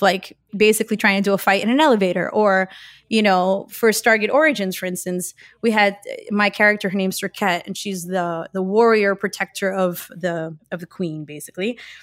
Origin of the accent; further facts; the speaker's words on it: Miami, Florida, United States; I was born and raised in Miami, Florida